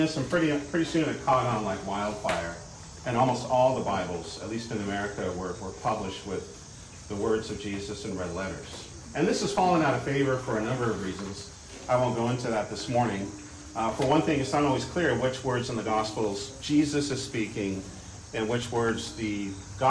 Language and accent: English; Pacific Northwest, United States; moved away; I come from the Pacific Northwest